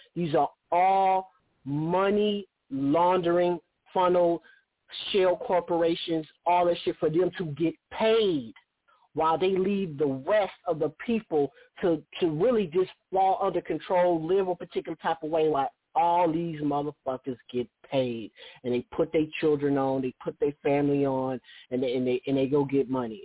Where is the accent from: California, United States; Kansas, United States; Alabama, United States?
California, United States; Oakland; my hometown of Oakland